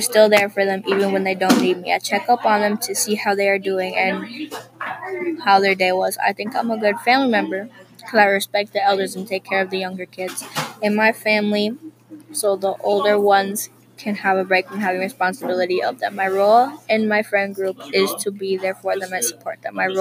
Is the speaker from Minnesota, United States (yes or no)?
yes; St. Paul, Minnesota, United States; I'm from St. Paul, Minnesota. I live in St. Paul, Minnesota